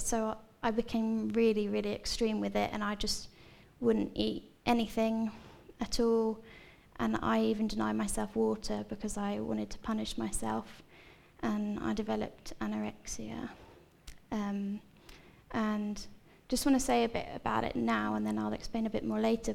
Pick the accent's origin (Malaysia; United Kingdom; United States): United Kingdom; Seaford, South East England; I'm from Seaford, so I've lived here pretty much my whole life